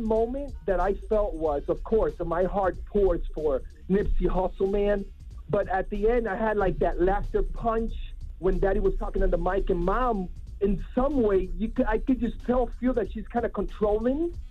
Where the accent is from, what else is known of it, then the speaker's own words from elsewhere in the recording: Miami, Florida, United States; I'm Dominican from Miami